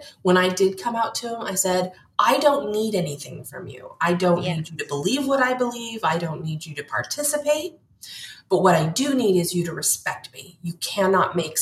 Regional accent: North Pole, Alaska, United States; I'm from North Pole, Alaska. I lived less than 2 miles from the Santa Claus house

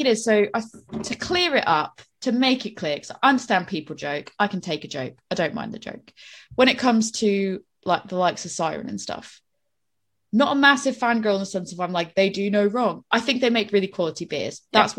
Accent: New England, United States; So it's like, you can tell I'm from New England.

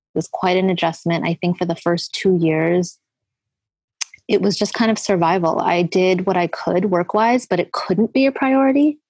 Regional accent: Edmonton, Alberta, Canada; moved away as an adult; also born or lived in Eritrea / Sudan / Italy / Toronto; we moved to Canada when I was five, so 1983.

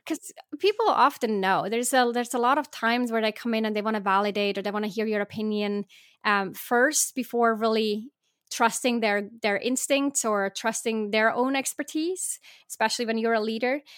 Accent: Switzerland; I was born in Switzerland

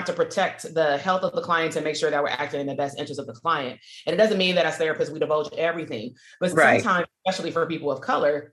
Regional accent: Compton, California, United States; I'm from Compton

